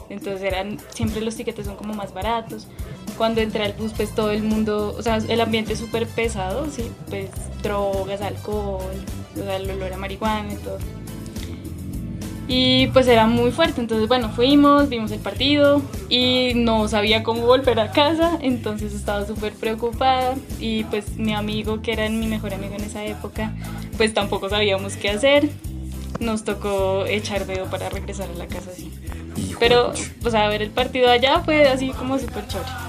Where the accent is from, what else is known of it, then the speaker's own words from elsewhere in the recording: Ipiales, Nariño, Colombia; vivía en Ipiales porque yo soy de Ipiales